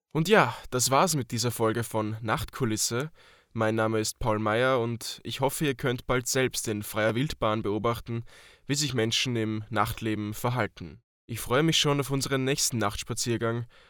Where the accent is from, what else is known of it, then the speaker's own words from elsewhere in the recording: Austria; Bei uns hat Alkohol wohl auch einen höheren Stellenwert als in der Schweiz